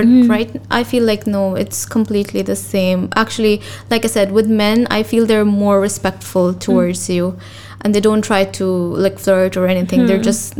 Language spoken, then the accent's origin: English; Pakistan; now in Dubai, United Arab Emirates; So being a Pakistani, it can be a bit tricky. Although we have a lot of multinational, like there's a lot of different nationalities living here in Dubai, and I love that.